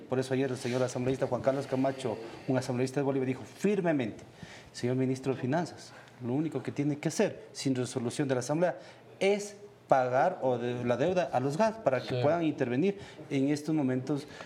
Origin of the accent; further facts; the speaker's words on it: Ecuador; como ecuatoriano